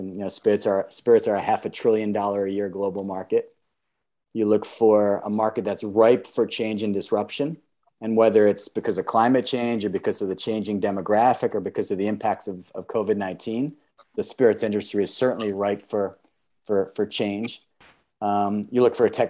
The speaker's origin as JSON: {"language": "English", "country": "United States", "said": "I'm American."}